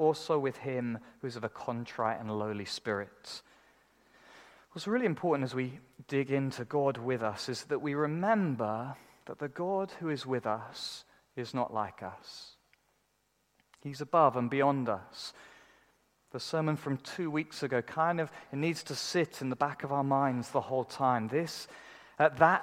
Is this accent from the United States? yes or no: no; United Kingdom; we're British